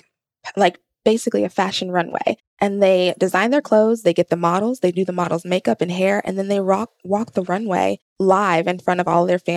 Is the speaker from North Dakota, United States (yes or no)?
no; Gwinnett County, Georgia, United States; I grew up in Gwinnett County.